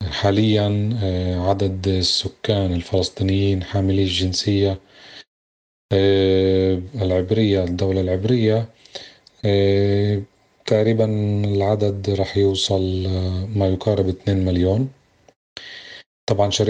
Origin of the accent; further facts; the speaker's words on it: Palestine; ممنوع علينا إحنا كفلسطينيين بالداخل نتنفس من ناحية التعبير